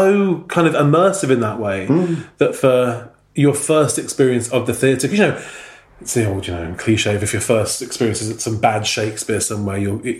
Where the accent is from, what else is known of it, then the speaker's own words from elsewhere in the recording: Manchester, North West England, United Kingdom; I grew up in Manchester